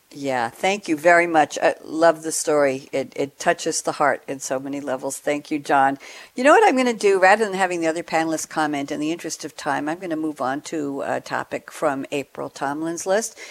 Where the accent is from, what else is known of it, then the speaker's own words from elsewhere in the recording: New York, United States; moved away as an adult; also born or lived in Long Island, New York; now in Durham, United States; recently relocated from New York after 35 years living on Long Island, a couple of miles from where I grew up in Douglaston, New York